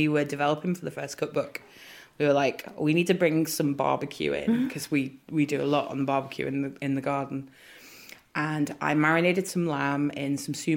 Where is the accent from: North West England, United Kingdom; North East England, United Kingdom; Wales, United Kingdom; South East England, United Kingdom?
North West England, United Kingdom; Ormskirk; born and raised in Ormskirk